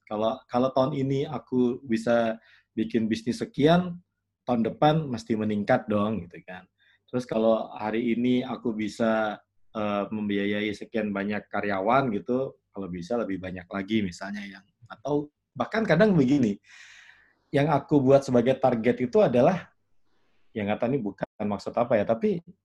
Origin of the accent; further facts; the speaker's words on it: Yogyakarta, Special Region of Yogyakarta, Indonesia; Aku ini orang yang lahir besar di Jogja